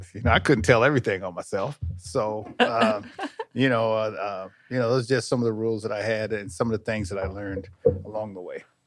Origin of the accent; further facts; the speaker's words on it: Sacramento, California, United States; I grew up up here in Sacramento